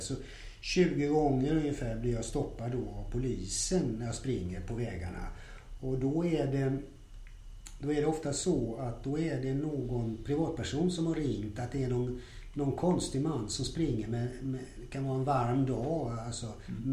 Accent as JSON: {"language": "Swedish", "town": "Gothenburg", "region": "Västra Götaland", "country": "Sweden", "tie": "born or raised there", "said": "jag är ju då född och uppvuxen i Göteborg"}